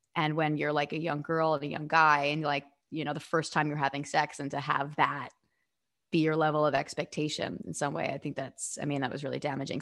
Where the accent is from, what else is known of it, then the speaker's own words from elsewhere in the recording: New York City, New York, United States; I am from Staten Island